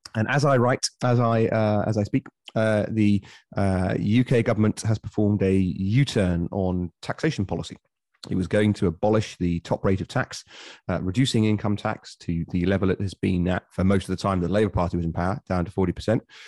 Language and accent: English; Bury St Edmunds, East of England, United Kingdom; my hometown of Bury Saint Edmunds